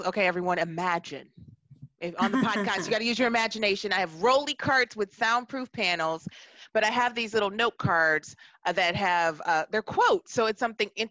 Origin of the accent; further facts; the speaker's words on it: Milwaukee, Wisconsin, United States; also born or lived in New York; now in Seattle, United States; growing up in Milwaukee, Wisconsin in the 80s